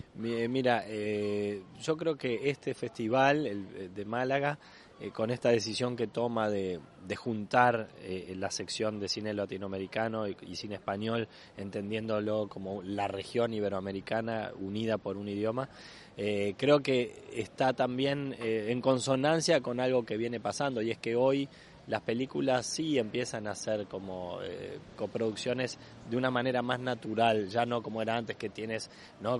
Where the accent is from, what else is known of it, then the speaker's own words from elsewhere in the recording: Uruguay; como actor uruguayo que soy